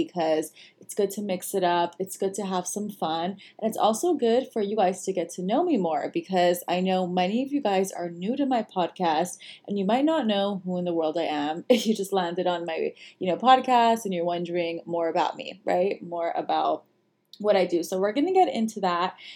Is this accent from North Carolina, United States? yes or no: no; Los Angeles, California, United States; I was actually born in America in Los Angeles and really proud of both cultures. And I have lived in LA my whole entire life